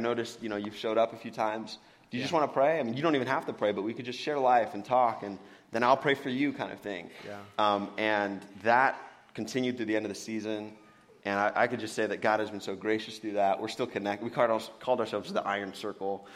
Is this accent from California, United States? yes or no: yes; Benicia, California, United States; also born or lived in Santa Monica, California; born and raised in California. Born in Santa Monica, but uh, moved up here when I was young. Went to Joe Henderson Elementary.